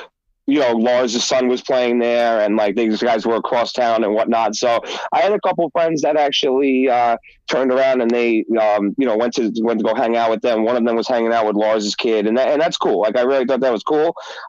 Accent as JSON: {"language": "English", "town": "San Francisco", "region": "California", "country": "United States", "said": "as I mentioned, I'm from California, particularly San Francisco."}